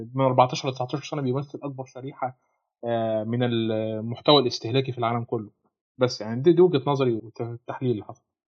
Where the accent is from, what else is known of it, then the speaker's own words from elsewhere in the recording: Egypt; هنا في مصر